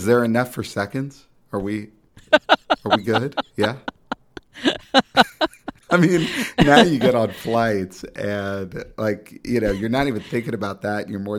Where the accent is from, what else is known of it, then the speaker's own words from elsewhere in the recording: Texas, United States; I'm from Texas.